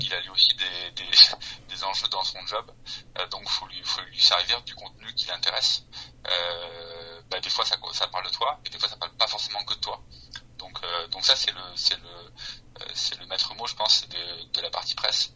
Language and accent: French; Toulouse, Occitania, France; je suis toulousain